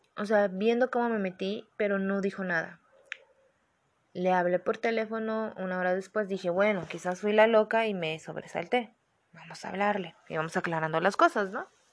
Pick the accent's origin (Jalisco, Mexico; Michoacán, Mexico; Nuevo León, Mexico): Jalisco, Mexico; Guadalajara; yo soy de Guadalajara